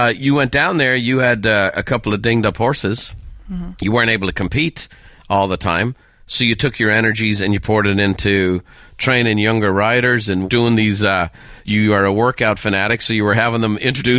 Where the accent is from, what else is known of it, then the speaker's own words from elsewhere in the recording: Ireland; And again, growing up in Ireland, you know, we would have all the European channels.